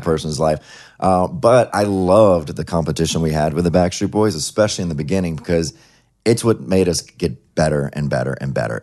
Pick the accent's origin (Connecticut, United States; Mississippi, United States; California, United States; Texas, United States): Mississippi, United States; Ellisville; also born or lived in Laurel, Mississippi; I actually lived in Ellisville, Mississippi, which no one never heard of. So I always say Laurel, which is the town next to it where I was born